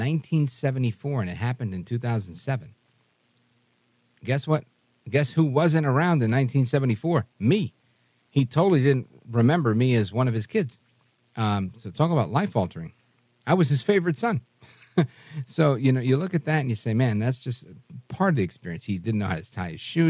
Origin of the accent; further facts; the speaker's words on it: New York City, New York, United States; I grew up in Brooklyn